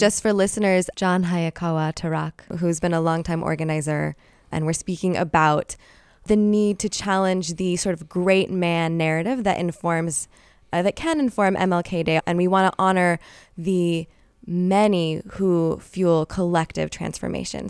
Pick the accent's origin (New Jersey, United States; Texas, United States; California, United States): California, United States; Bay Area; Born and raised here, I always referred to my hometown as an epicenter of radical movements